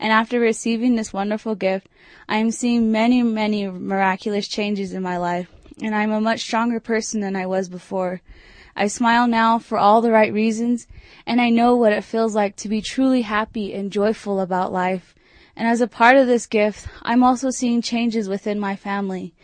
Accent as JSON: {"language": "English", "town": "Farmington", "region": "New Mexico", "country": "United States", "moved": "yes", "lives_now": "Durango, United States", "said": "I'm originally from Farmington, New Mexico"}